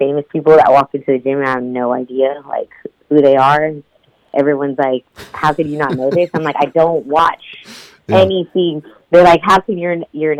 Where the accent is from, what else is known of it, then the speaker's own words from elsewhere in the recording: Houston, Texas, United States; I was born and raised in Houston, Texas.